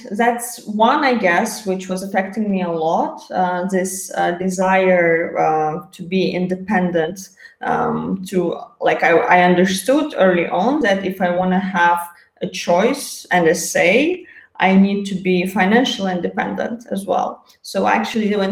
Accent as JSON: {"language": "English", "country": "Azerbaijan", "tie": "born or raised there", "moved": "as an adult", "said": "I was born in Azerbaijan"}